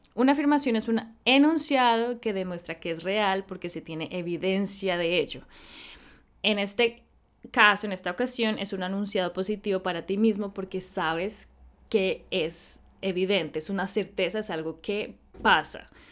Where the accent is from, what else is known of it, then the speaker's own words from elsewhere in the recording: Colombia; como colombiana